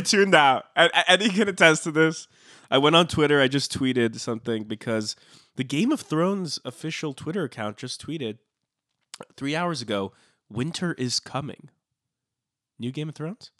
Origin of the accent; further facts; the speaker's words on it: Los Angeles County, California, United States; I'm from a city in Los Angeles County.